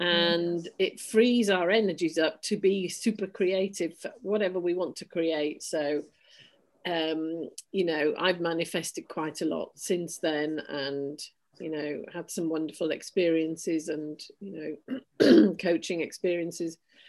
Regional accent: Yorkshire and the Humber, United Kingdom; born there; I was born in Yorkshire in 1962 to a miner and a science teacher.

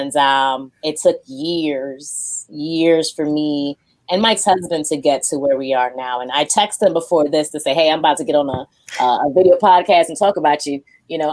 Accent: Jamaica; moved away; also born or lived in Japan; I'm Jamaican

